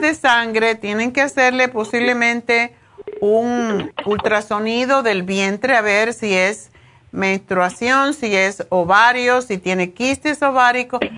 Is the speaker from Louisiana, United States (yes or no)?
no; New York, United States; moved away; Nueva York, de mi tierra. Tengo ganas de volver